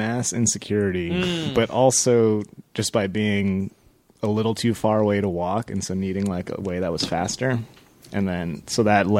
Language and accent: English; San Diego, California, United States; also born or lived in Berkeley; I grew up in SoCal